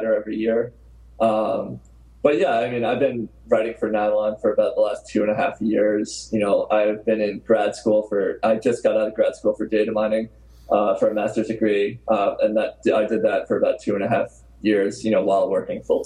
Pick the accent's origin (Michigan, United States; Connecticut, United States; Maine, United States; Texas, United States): Connecticut, United States; Southern; I grew up in Southern Connecticut